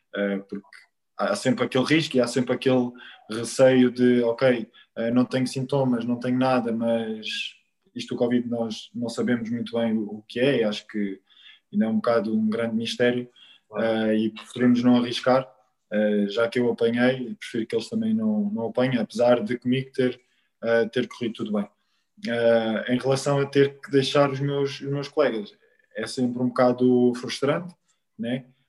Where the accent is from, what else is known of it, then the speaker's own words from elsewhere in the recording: Quarteira, Algarve, Portugal; moved away; no Quarteirense, um clube do Algarve, da terra onde, onde, eu, onde eu cresci